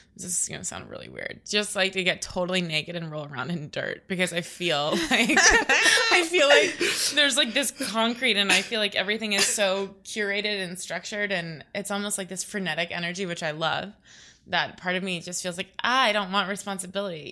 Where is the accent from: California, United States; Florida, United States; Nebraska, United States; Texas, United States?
Florida, United States; Naples; I grew up in Florida